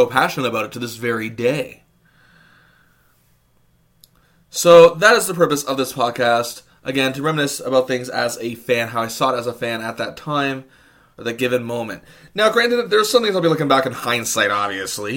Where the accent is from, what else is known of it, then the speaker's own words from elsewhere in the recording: Hamilton, Ontario, Canada; born and raised in Hamilton, Ontario, Canada. Still live there to this very day